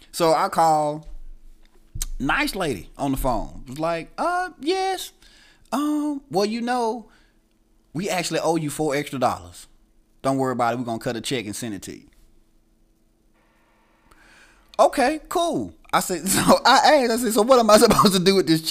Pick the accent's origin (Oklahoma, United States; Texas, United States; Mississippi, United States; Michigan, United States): Mississippi, United States; Itta Bena; also born or lived in Tuscaloosa, Alabama; I was born in Itabena, Mississippi